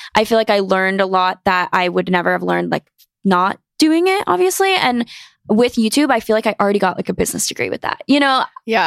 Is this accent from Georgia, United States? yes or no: no; North Carolina, United States; born or raised there; moved away as an adult; now in New York City, United States